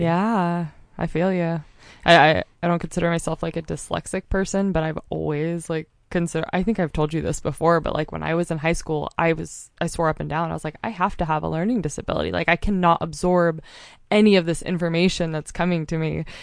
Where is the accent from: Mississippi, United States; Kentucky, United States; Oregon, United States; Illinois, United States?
Oregon, United States; Mount Hood; moved away as an adult; also born or lived in Montana; I grew up on Mount Hood, but I've been in Montana for the last six years